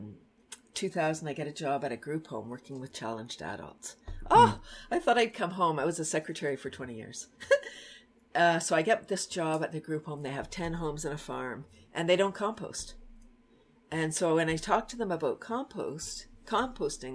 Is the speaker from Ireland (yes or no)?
no; Toronto, Ontario, Canada; moved away as an adult; also born or lived in Bradford, Ontario; I'm from Toronto